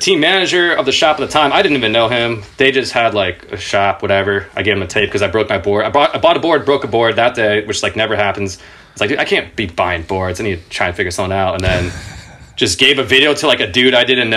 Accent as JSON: {"language": "English", "town": "Irvine", "region": "California", "country": "United States", "tie": "born or raised there", "said": "I grew up in Orange County in Irvine in Southern California. I moved around a bit before that, but that's around, like, I think we got there when I was in second grade"}